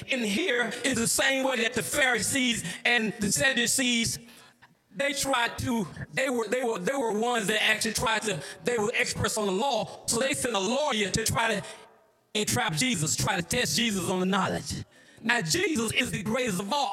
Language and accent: English; Mecca, Georgia, United States; I grew up in Mecca, Georgia